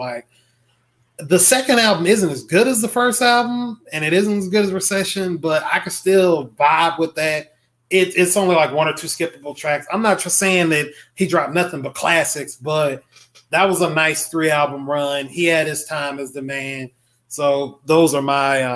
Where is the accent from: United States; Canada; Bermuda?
United States; the South; I'm a Southerner